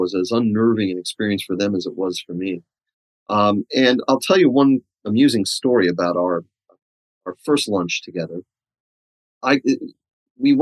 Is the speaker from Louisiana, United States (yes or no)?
no; New York City, New York, United States; moved away; I come from Staten Island, New York, which is, at least when I was there, 66% Italian.